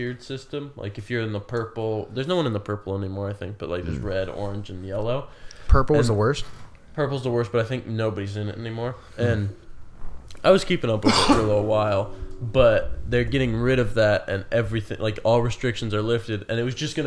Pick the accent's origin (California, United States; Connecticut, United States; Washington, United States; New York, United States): California, United States; Sacramento; Growing up in Sac